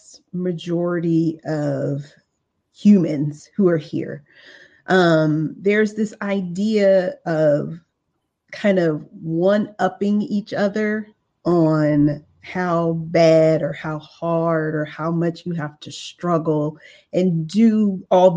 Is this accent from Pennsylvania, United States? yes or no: no; Los Angeles, California, United States; I came from South Central Los Angeles. I grew up in a single parent home.